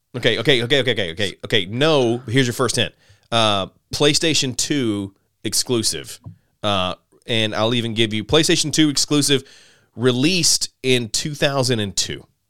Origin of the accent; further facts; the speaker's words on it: Alabama, United States; I grew up in Alabama